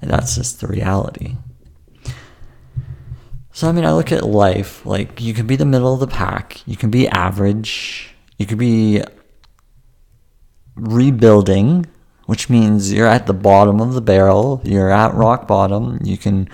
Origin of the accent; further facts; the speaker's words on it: Vancouver, British Columbia, Canada; my hometown, which I've grown up my whole life.